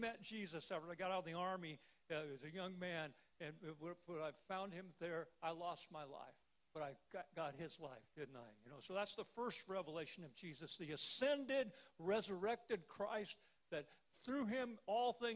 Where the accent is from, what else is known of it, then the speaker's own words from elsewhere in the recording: Salina, Kansas, United States; I was home in my hometown of Salina, Kansas